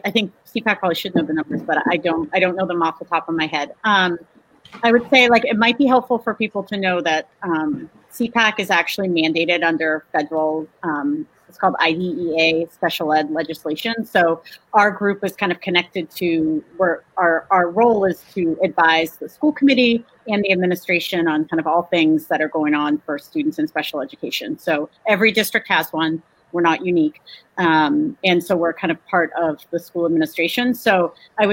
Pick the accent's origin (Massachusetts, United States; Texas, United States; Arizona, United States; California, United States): Massachusetts, United States; Winchester; now in Melrose, United States; I grew up in Winchester